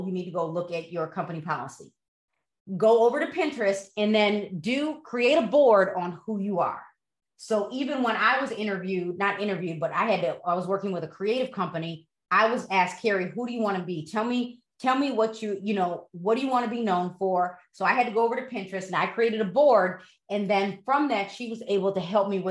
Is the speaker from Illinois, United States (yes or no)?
yes; Broadview, Illinois, United States; also born or lived in DuPage County, Illinois; I grew up in Broadview